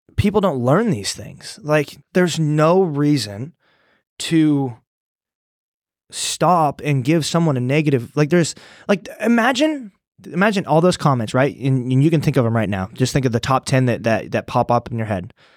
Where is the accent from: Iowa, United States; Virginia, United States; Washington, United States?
Iowa, United States; moved away as an adult; also born or lived in Des Moines; now in Austin, United States; I'm from Iowa